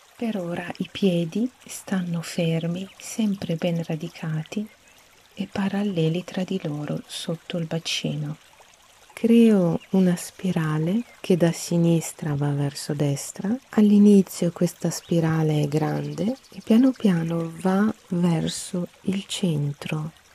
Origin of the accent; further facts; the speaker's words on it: Alexandria, Alexandria Governorate, Egypt; moved away; also born or lived in Brazil; Sono nata ad Alessandria, ad Egitto